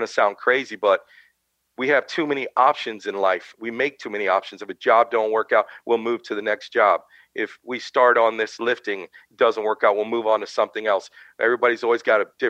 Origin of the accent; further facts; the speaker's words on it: Brooksville, Florida, United States; I'm from Brooksville, Florida, a little place north of Tampa. Grew up right near the Withlacoochee State Forest